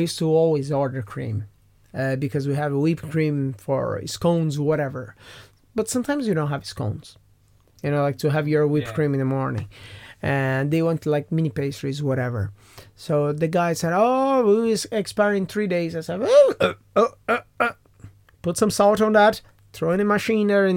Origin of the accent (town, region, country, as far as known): Brazil; now in Ireland